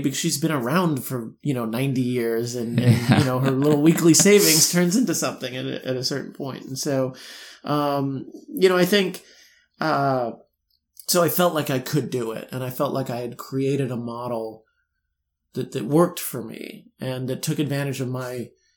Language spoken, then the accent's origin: English; New York City, New York, United States; I'm a New Yorker